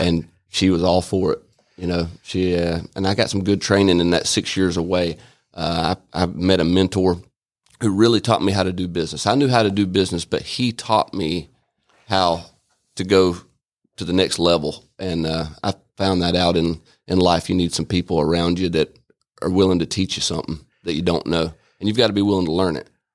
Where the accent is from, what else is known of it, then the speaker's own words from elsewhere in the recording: Albany, Georgia, United States; moved away as an adult; also born or lived in Atlanta, Georgia; now in Rome, United States; I was born in Albany, Georgia, and, uh, was raised up there